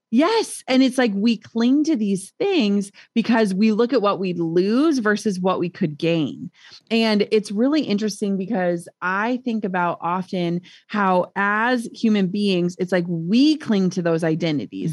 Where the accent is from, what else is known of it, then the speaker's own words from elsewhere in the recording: Minnesota, United States; we're from Minnesota